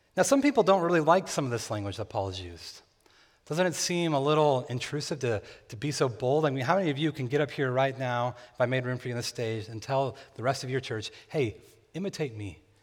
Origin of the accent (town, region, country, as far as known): near Bakersfield, California, United States; born or raised there